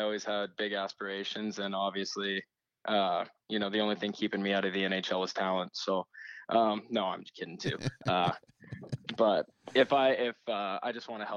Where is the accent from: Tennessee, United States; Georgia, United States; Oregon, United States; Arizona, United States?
Arizona, United States; the Valley; also born or lived in Pittsburgh; growing up in the Valley